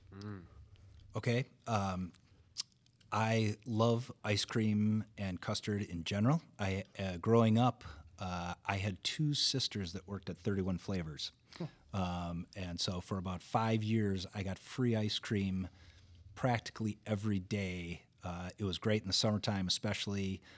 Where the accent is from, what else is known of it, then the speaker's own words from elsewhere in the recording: Wauwatosa, Wisconsin, United States; I grew up in Wauwatosa